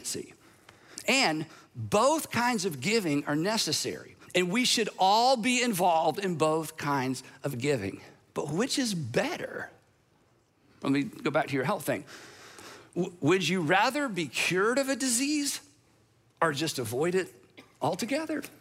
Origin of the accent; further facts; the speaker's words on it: United States; I'm an American.